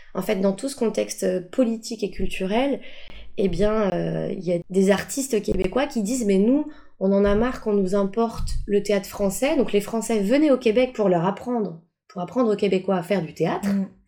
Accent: Paris, Île-de-France, France; also born or lived in Boullay-les-Troux; je viens de Paris, Paris 13e arrondissement et on vivait dans des grandes tours

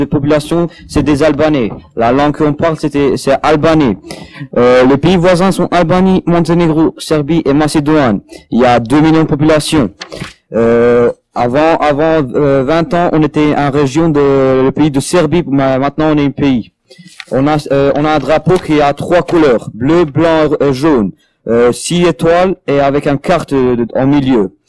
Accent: Morocco; French is a second language; now in France; je suis marocain

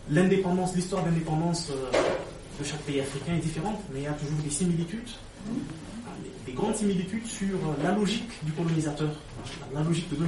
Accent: Kinshasa, DR Congo; je suis originaire du Congo, Kinshasa

